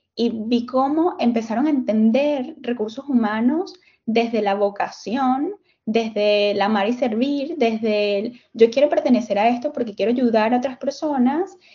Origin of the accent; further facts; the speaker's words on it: Venezuela; moved away; lo que venía haciendo en, en Venezuela, porque soy venezolana